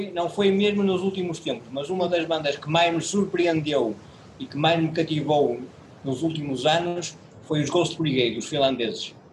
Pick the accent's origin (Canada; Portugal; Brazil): Portugal; Porto, Norte; Você foi parar o meu número de telefone e nós somos do Porto.